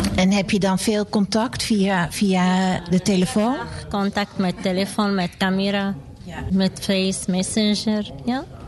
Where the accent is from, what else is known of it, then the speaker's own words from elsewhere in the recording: Aleppo, Aleppo Governorate, Syria; Dutch is a second language; now in Netherlands; Ik kom uit Syrië, van Aleppo